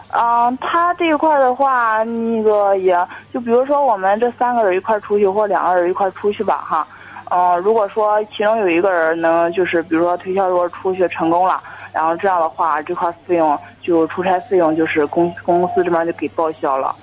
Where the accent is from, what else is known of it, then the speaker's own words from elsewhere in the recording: Jinan, Shandong, China; 我是济南的